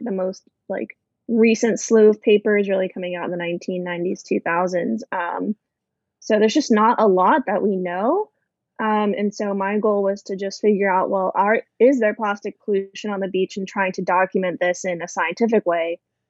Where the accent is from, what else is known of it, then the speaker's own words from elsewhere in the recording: Arizona, United States; And for someone who didn't grow up on the coast, I grew up in Arizona.